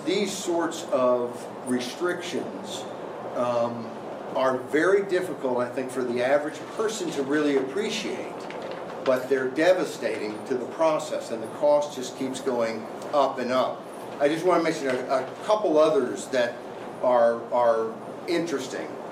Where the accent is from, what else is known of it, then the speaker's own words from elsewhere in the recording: Arkansas, United States; my home state of Arkansas